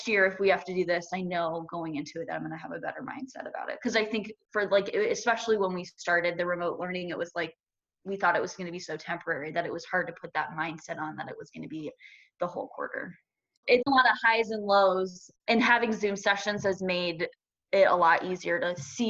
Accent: Omaha, Nebraska, United States; I am from the Omaha area, and I went to Westside Public Schools.

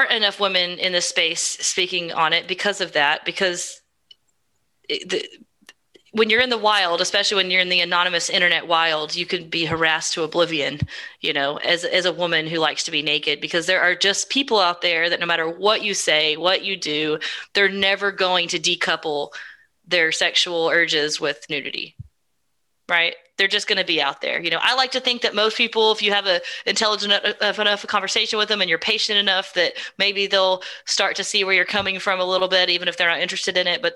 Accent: Texas, United States; I'm from Texas

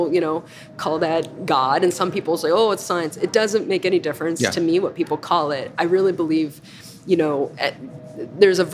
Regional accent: Appalachia, United States; moved away; I'm Appalachian, you know. I'm from the country where everyone knows you. And, you know, like growing up, in my town's 1,700 people

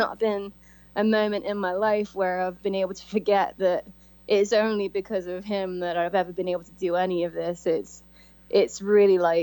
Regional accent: Coventry, West Midlands, United Kingdom; moved away as an adult; I came from Coventry, England.

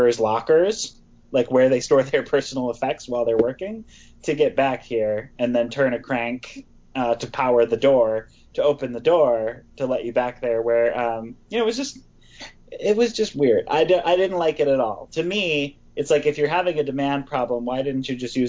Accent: Wisconsin, United States; I grew up in Wisconsin

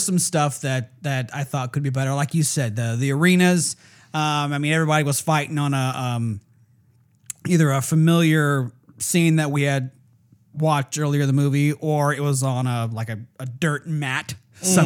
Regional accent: California, United States; Come from California

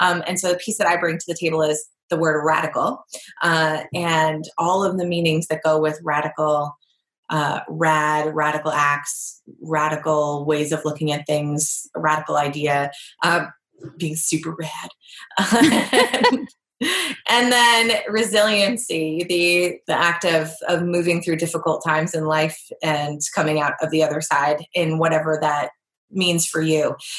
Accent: Massachusetts, United States; I'm like border, like I'm from Massachusetts. We say wicked.

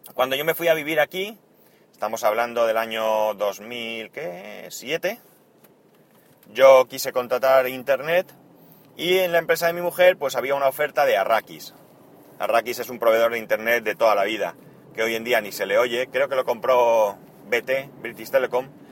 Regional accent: Spain

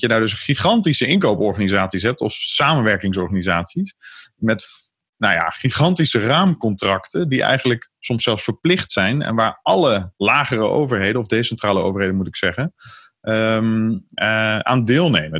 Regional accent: Vught, North Brabant, Netherlands; de plaats waar ik uiteindelijk mijn hele jeugd heb gewoond, Vught

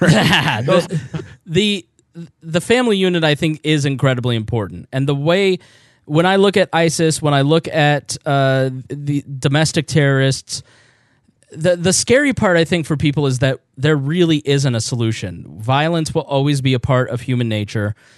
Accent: United States; I grew up in a town that had the national meeting place for all Quakers. It was a major stop for the Underground Railroad.

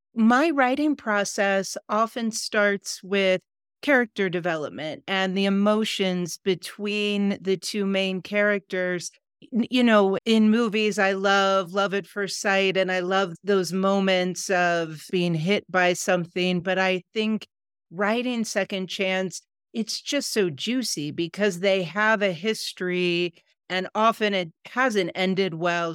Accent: Ohio, United States; moved away as an adult; now in Colorado, United States; I grew up in the Midwest in America, in Ohio, and I've lived for the past 30 years in Colorado

